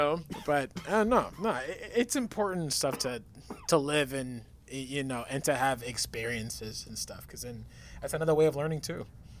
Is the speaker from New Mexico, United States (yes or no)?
yes; Albuquerque, New Mexico, United States; Because I come from Albuquerque, New Mexico. It's a small town, but a big city, but there's just not much there to do.